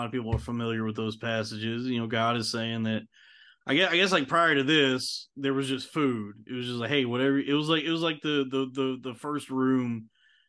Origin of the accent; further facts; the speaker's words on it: Texas, United States; growing up in Texas